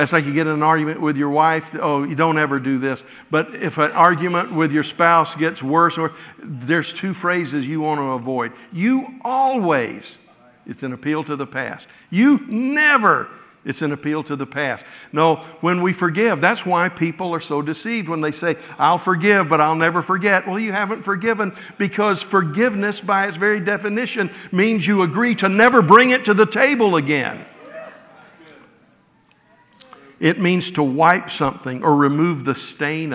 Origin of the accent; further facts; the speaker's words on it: the South, United States; moved away; also born or lived in Midwest; growing up in the South, I only saw snow a few times in my childhood